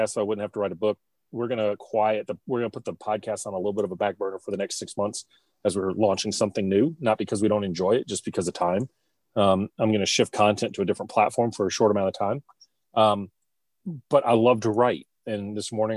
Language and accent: English; Baton Rouge, Louisiana, United States; I went to an all-boys Catholic school in Baton Rouge